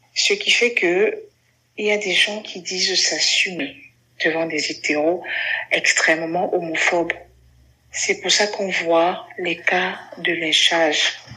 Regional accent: Cameroon; je suis camerounaise

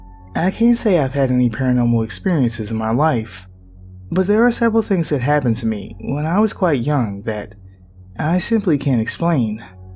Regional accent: Connecticut, United States; born there; I was born in Connecticut and have about 1% Native American blood in me from about 400 years ago.

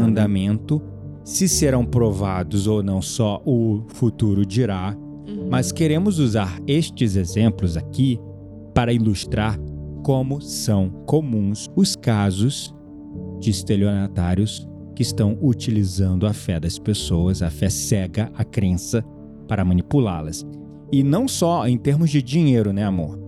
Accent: Rio de Janeiro, Brazil; como um bom carioca, sempre fui muito desconfiado

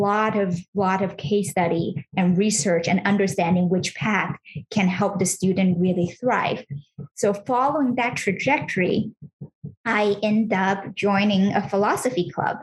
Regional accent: California, United States; now in New York City, United States; I grew up in California, and I was raised in kind of a traditional household

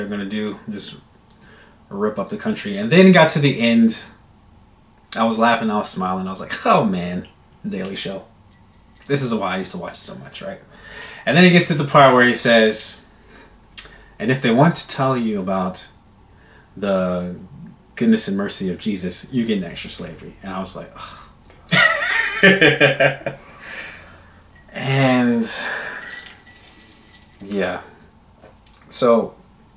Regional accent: United States; I'm American

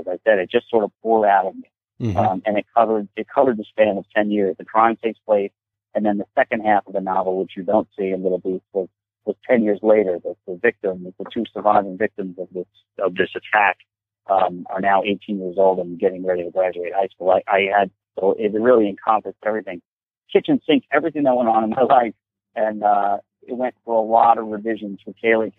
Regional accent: Forge River, New York, United States; growing up in Ford River

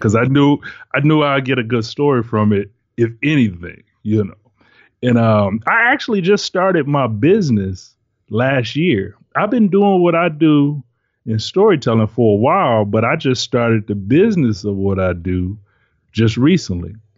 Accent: Detroit, Michigan, United States; I'm from Detroit, live in Detroit

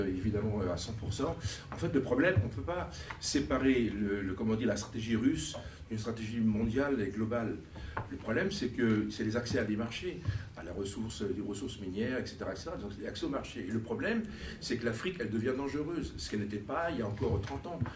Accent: France; nous Français

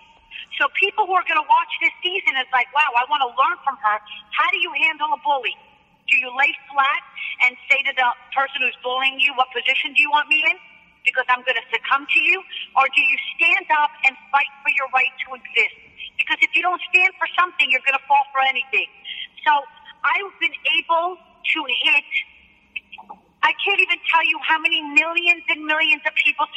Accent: Cherry Hill, New Jersey, United States; I grew up very humble in Cherry Hill, I shared a room with my brother and sister

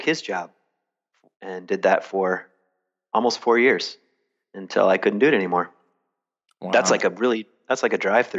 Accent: the South, United States; Well, I grew up down south on Jerry Falwell's lap.

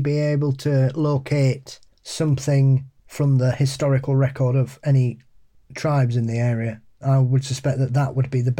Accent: Massachusetts, United States; accent: Boston; Hockomock in my awful Boston accent.

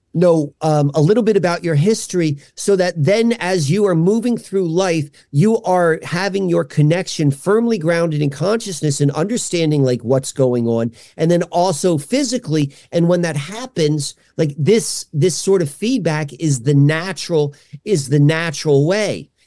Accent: Columbia, Maryland, United States; now in Hershey, Pennsylvania, United States; I grew up outside of, um, a Baltimore town called Columbia, Maryland

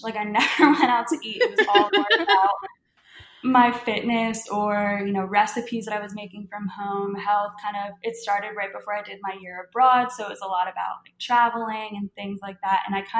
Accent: Philadelphia, Pennsylvania, United States; That's just, I'm from Philly, but apparently living in Louisiana for the last, what, 11 years, I've just adapted.

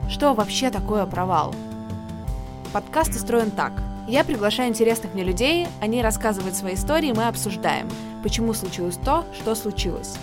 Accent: Saint Petersburg, Russia; Саша, как и я, из Питера

